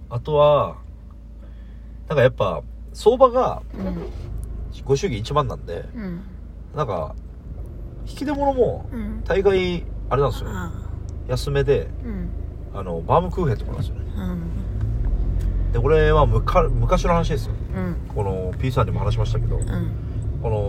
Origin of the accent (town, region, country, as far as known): Okinawa, Japan; born or raised there